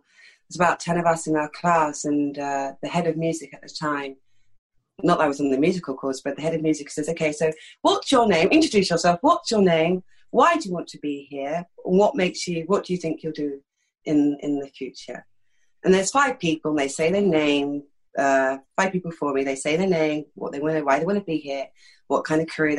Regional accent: London, United Kingdom; accent: East London; I'm from East London. This accent's totally affected. I grew up speaking like that, do you know what I mean? That's how I grew up speaking.

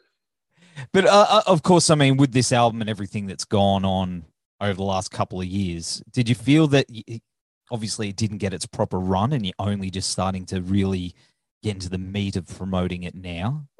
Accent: Australia; I'm Australian

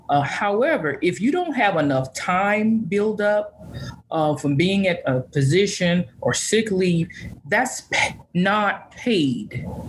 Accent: Valdosta, Georgia, United States; I come from Valdosta, Georgia. I had worked 6 or 7 years there.

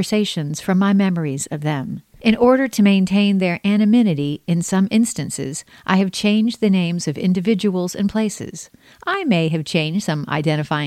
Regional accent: Charleston, South Carolina, United States; I was born in Charleston, South Carolina on February 29, 1968

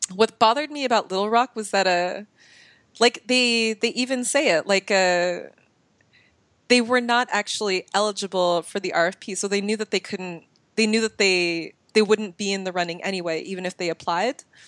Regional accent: Bay Area, California, United States; I come from the Bay Area

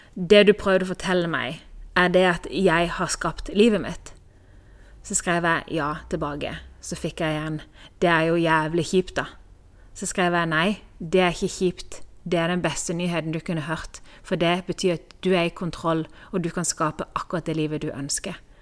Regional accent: Norway; moved away as an adult; also born or lived in Kristiansand, Norway; now in Spain; jeg lå i senga hjemme i Norge i mange år siden jeg var liten

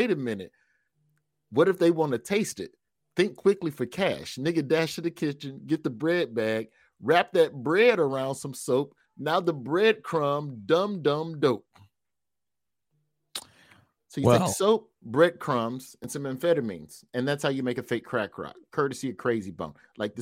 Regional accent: the South, United States; as a Southerner

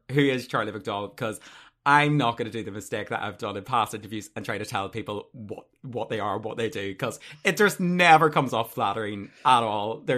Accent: Ireland; maybe it's just my accent. I get that a lot. Do you know what I mean? I'm from North, you know, in Ireland.

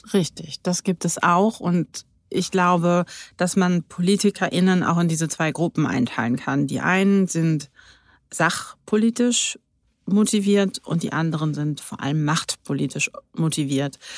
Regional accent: Berlin, Germany; Ich bin waschechte Berlinerin

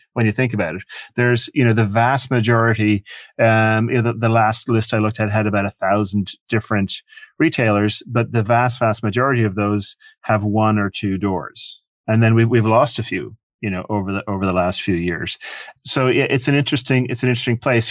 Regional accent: Ireland; moved away as an adult; also born or lived in Michigan, United States; now in United States; I grew up in Ireland. Uh, I came to America when I was eighteen

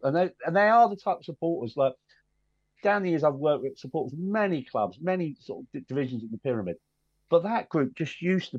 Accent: London, United Kingdom; But I do support Arsenal because I'm from North London.

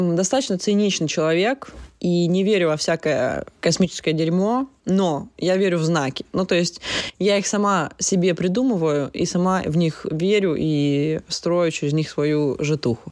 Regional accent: Russia; now in Portugal; я тоже из маленькой страны, Россия

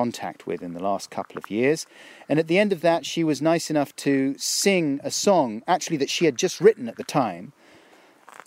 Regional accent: London, United Kingdom; also born or lived in Stockwell; I grew up down in South London, Clapham

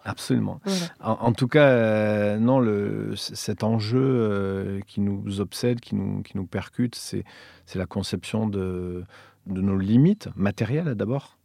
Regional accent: Villefranche-de-Rouergue, Occitania, France; moved away; also born or lived in Montréal / Paris; j'ai grandi à Villefranche-de-Rouergue, une des deux sous-préfectures de l'Aveyron

